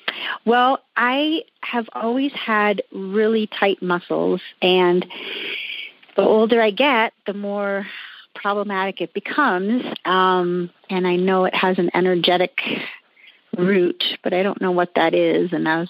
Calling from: Wyoming, United States; I'm calling from Wyoming.

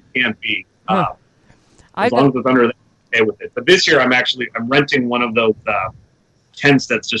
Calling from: Orlando, Florida, United States; I'm... sunny Orlando, Florida.

